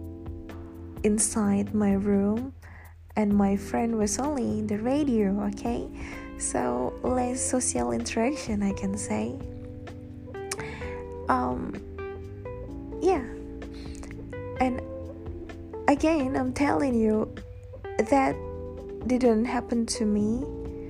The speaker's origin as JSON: {"language": "English", "country": "Indonesia", "tie": "born or raised there", "moved": "yes", "said": "back in my home country, Indonesia"}